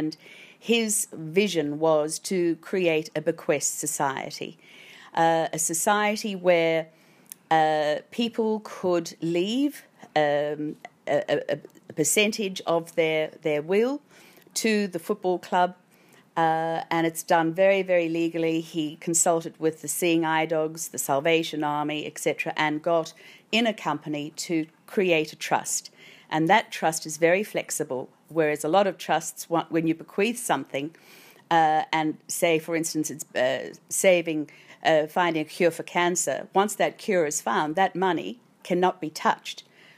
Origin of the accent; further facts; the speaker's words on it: South Africa; now in Australia; I came from South Africa.